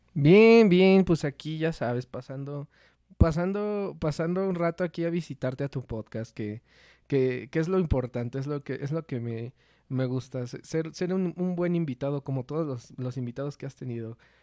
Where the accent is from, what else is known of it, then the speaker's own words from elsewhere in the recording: Toluca, State of Mexico, Mexico; somos de, aquí de Toluca